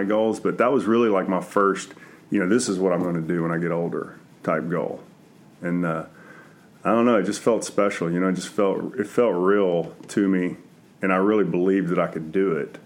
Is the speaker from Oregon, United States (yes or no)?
no; Centerville, Texas, United States; also born or lived in Houston; I grew up in Centerville, which is about an hour from College Station.